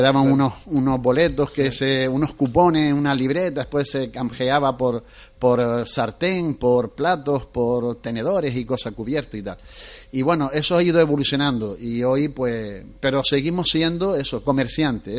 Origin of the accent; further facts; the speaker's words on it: Canary Islands, Spain; nosotros, los canarios